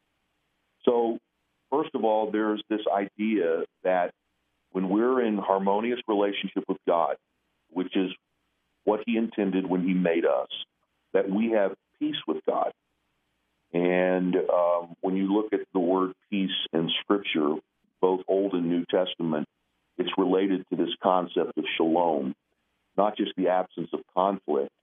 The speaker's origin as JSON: {"language": "English", "region": "Indiana", "country": "United States", "tie": "born or raised there", "moved": "yes", "lives_now": "New York City, United States", "said": "I'm a kid from Indiana"}